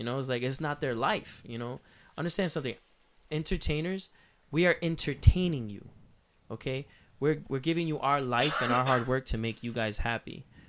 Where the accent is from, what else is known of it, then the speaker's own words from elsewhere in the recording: Puerto Rico; Where I come from, like the way I grew up, like I'm from El Negro, Puerto Rico, where we grow up.